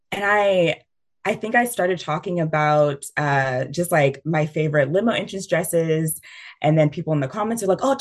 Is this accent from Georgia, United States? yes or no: yes; Georgia, United States; I'm from Georgia